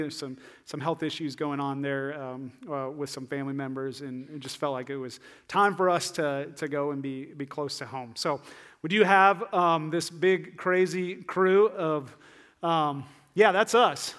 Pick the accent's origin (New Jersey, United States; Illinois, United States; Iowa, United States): Iowa, United States; northeast; also born or lived in Ames, Iowa; I'm from Iowa, uh, like far northeast Iowa.